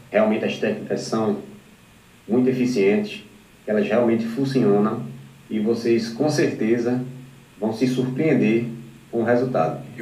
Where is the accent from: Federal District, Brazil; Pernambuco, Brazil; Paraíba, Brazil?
Pernambuco, Brazil; Recife; Um, sou natural de Recife, Pernambuco, né?